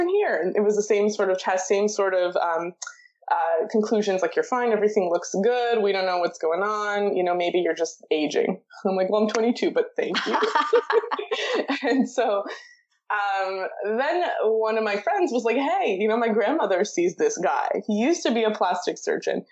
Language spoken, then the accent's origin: English; Toronto, Ontario, Canada; I was born and raised in Toronto, moved a little bit, but not too much